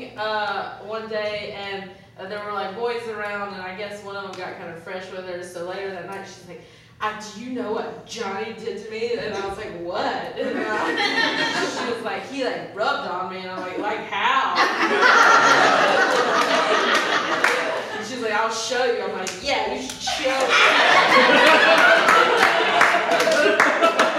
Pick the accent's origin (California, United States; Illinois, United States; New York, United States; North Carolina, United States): North Carolina, United States; I grew up in North Carolina as well